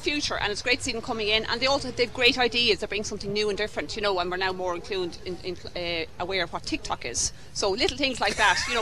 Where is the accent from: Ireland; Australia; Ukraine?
Ireland; Kildare, Leinster; also born or lived in Piltown area, County Kilkenny; now in County Kilkenny, Ireland; from Kildare, and I'm down here 20 odd years